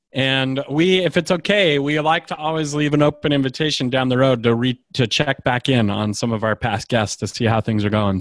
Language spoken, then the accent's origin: English; Idaho, United States; I grew up in Idaho